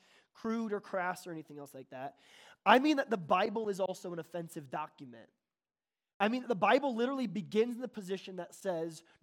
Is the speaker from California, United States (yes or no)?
yes; Bonsall, California, United States; I'm from Bonzel, which is right by Fallbrook, which is near Oceanside